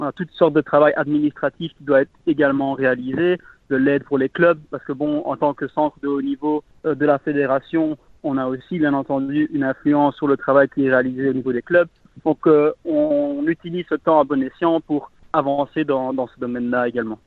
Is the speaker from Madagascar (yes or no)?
no; Malmedy, Wallonia, Belgium; je suis originaire de Malmedy